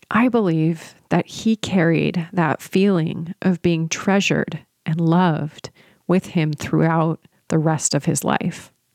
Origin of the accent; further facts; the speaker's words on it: San Luis Obispo, California, United States; moved away as an adult; I had moved back to my hometown of San Luis Obispo with my husband